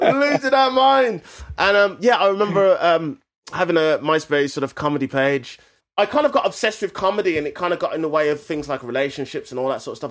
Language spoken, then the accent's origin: English; England, United Kingdom; as English people or British people